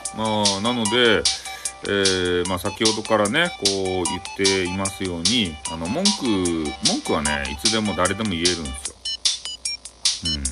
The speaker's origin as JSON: {"language": "Japanese", "region": "Fukuoka", "country": "Japan", "accent": "Hakata dialect"}